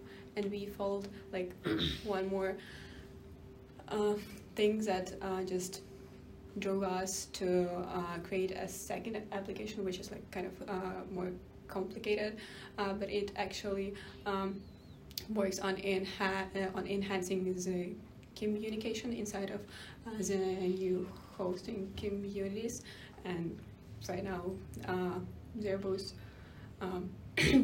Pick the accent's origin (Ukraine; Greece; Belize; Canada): Ukraine; I'm from Ukraine